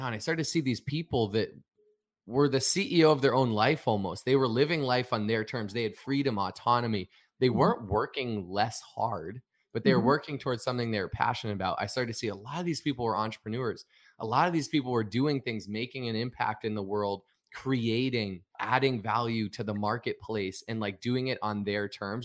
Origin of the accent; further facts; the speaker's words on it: Northeast, United States; I grew up in the Northeast